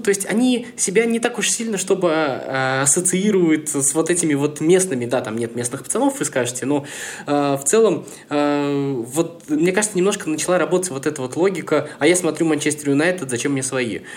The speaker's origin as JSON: {"language": "Russian", "town": "Samara", "region": "Samara Oblast", "country": "Russia", "said": "я из Самары"}